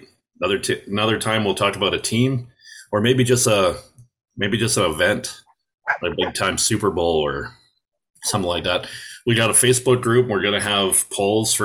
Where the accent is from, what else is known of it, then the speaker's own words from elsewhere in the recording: Canada; I'm from Canada